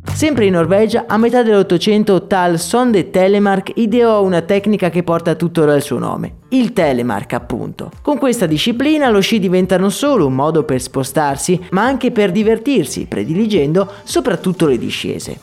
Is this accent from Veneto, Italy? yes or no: yes; Agordo, Veneto, Italy; Io sono nato ad Agordo, una piccola città ai piedi delle Dolomiti, e gran parte della mia gioventù l'ho passata tra le montagne.